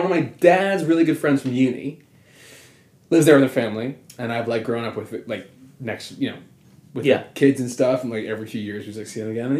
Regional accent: United States; but I'm American

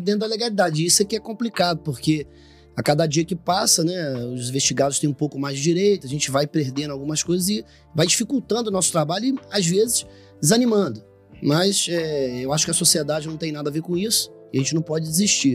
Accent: Rio de Janeiro, Brazil; moved away; sou natural do Rio de Janeiro, é, da cidade do Rio de Janeiro

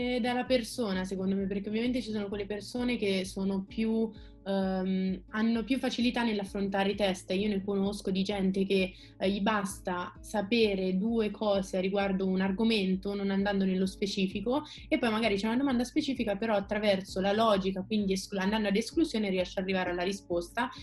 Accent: Perugia, Umbria, Italy; moved away as an adult; now in Rome, Italy; vengo da Perugia e studio medicina

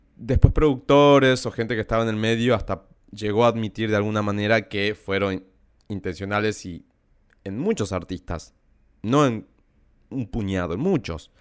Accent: Salta, Argentina; crecí en Salta, más en un pueblo

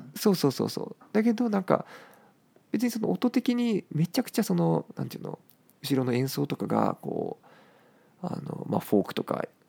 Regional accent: Japan; やっぱ日本に生まれたからねやっぱ母国語で表現したいしね

